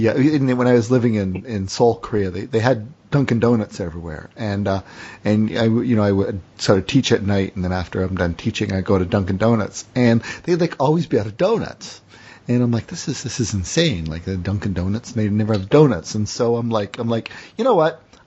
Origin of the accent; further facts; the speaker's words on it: Windsor, Ontario, Canada; now in Burlington, Canada; growing up in Windsor, Detroit